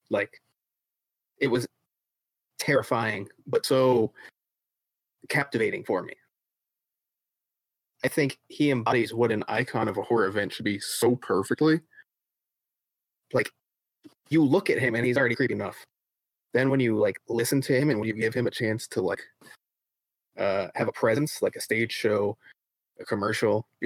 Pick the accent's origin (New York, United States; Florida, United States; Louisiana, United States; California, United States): Florida, United States; growing up in South Florida, HHN commercials were very common.